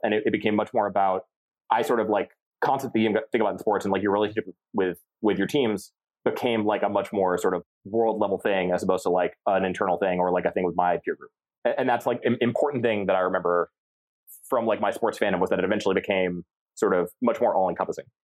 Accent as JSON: {"language": "English", "region": "central Massachusetts", "country": "United States", "tie": "born or raised there", "said": "So I was born in central Massachusetts and I grew up there far enough outside Boston that I would never say that I'm from Boston"}